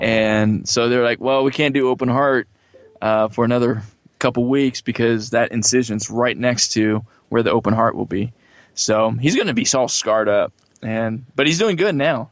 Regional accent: California, United States; also born or lived in Johnson City, Tennessee; I'm originally from California

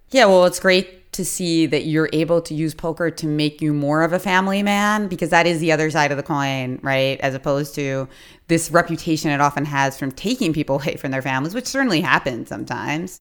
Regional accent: Philadelphia, Pennsylvania, United States; accent: Philadelphia; my crazy Philadelphia mispronunciations

